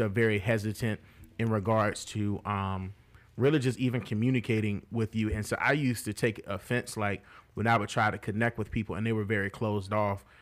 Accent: Martinsville, Virginia, United States; also born or lived in Charlottesville; in Martinsville, my hometown

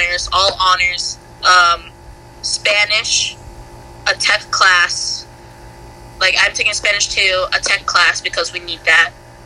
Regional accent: Cambodia; I was just like, "No. I'm from Cambodia."

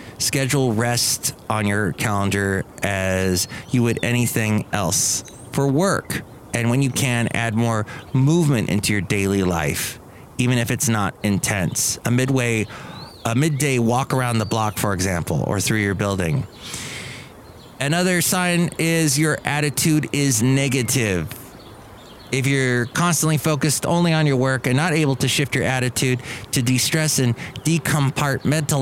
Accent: California, United States; also born or lived in Alabama; I grew up in California

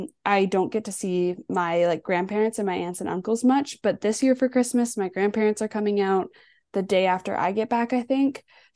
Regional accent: Alberta, Canada; moved away as an adult; now in Ontario, Canada; Well, I am from Alberta, so I love to ski

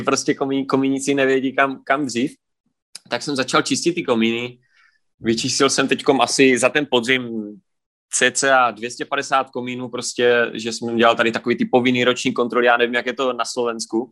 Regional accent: Prostějov, Olomouc Region, Czechia; jsem z Prostějova z České republiky, kousek od Olmouce

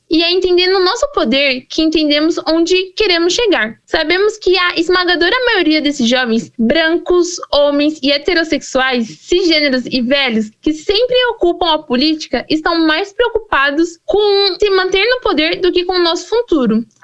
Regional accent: Brazil; E de onde? Meu, eu só posso dizer que eu sou do Brasil.

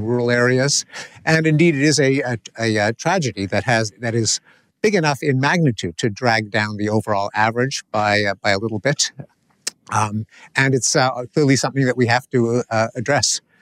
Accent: Canada; I come from Canada.

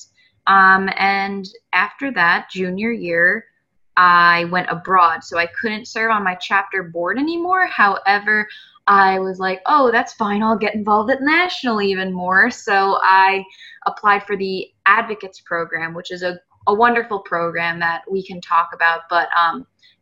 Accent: New York, United States; moved away as an adult; now in Rhode Island, United States; I just moved back to Rhode Island from New York, which is my home state

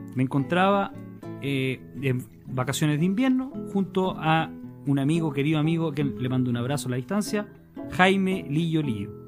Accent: Santa Cruz, O'Higgins, Chile; Yo, como ciudadano de provincia, de la comuna de Santa Cruz, de la sexta región

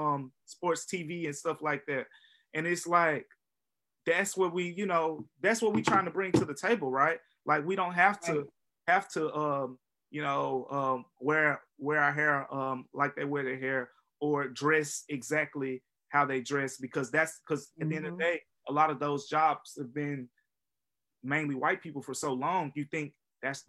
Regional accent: Memphis, Tennessee, United States; also born or lived in Philadelphia; from Memphis, Tennessee

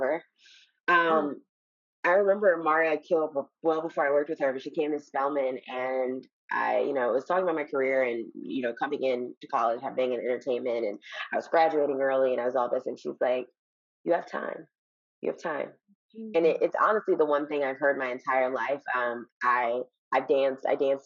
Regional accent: Chicago, Illinois, United States; now in Los Angeles, United States; I'm from Chicago

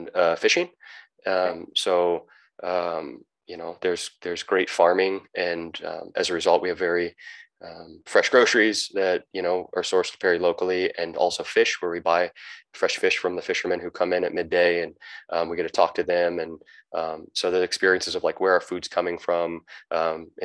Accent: United States; moved away as an adult; also born or lived in Southern Baja, Mexico; now in Baja California Sur, Mexico; I'm an American

